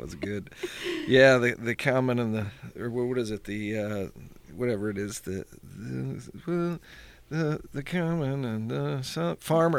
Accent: Pittsburgh, Pennsylvania, United States; I always sort of wanted to come back to Pittsburgh. So, um, it's funny, I left here thinking I'll never be, come back

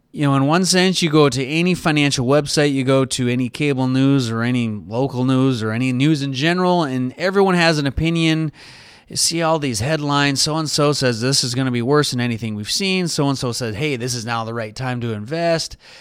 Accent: United States; as an American

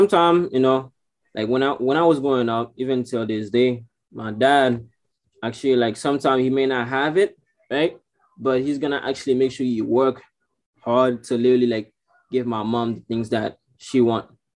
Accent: Haiti; I'm from Haiti

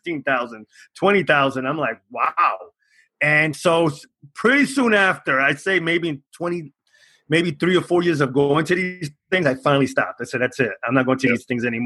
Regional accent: New York City, New York, United States; I'm from New York City. I lived here all my life.

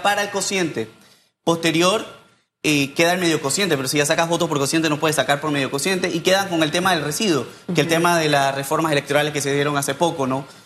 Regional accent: San Miguelito, Panama; yo soy un joven de San Miguelito

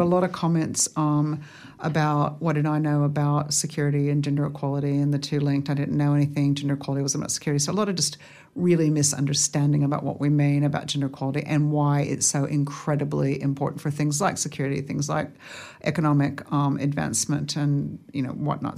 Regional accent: Fairbanks, Alaska, United States; now in Australia; I grew up in Fairbanks, Alaska

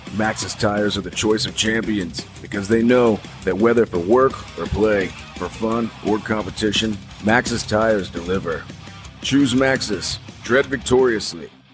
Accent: California, United States; also born or lived in Livonia, Michigan / San Juan Capistrano, California; I was raised in California and kind of a California kid through and through

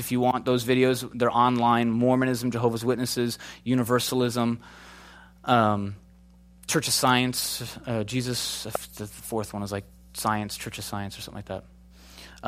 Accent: Chicago, Illinois, United States; moved away; also born or lived in Minnesota; Grew up in Chicago

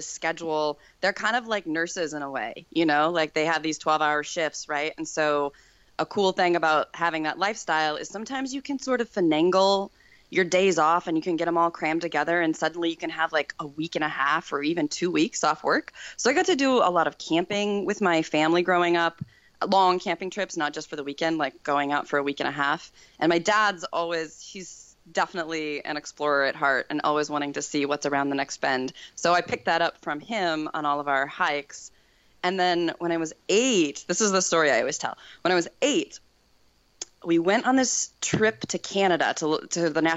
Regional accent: Wyoming, United States; I grew up in Wyoming, which is the least populated state in the nation

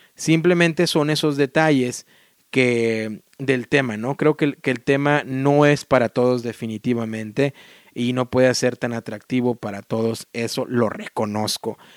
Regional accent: Mexico; moved away as an adult; now in United States; cuando estaba por ahí en la secundaria, ¿no? En México, incluso en la primaria

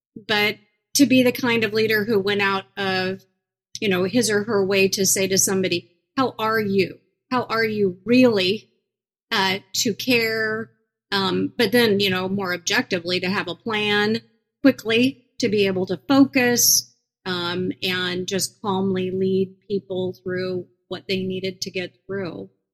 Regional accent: Iowa, United States; moved away as an adult; also born or lived in New York City / Minneapolis; now in Des Moines, United States; my home state of Iowa

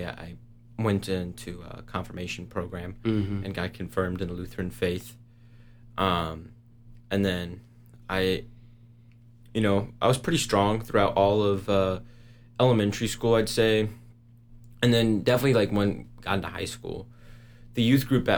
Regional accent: St. Louis, Missouri, United States; moved away as an adult; now in Lawrence, United States; I grew up in St. Louis

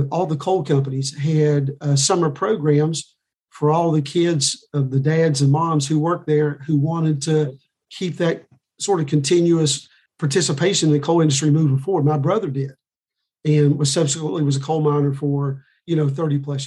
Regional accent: Logan County, West Virginia, United States; I grew up in Logan County, lived in Buffalo Creek prior to the 1972 flood

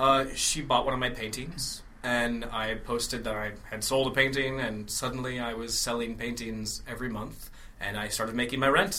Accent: Minnesota, United States; moved away as an adult; I grew up in, Minnesota.

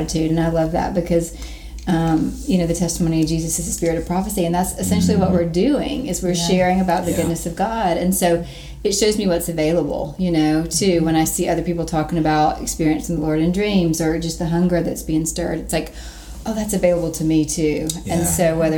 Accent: Dublin, Georgia, United States; moved away; also born or lived in Reading; I'm from Dublin, Georgia

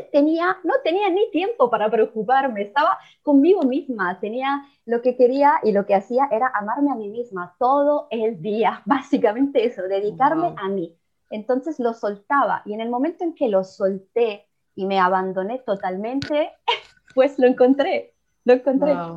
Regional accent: Italy; Spanish is a second language; also born or lived in Mexico; soy italiana

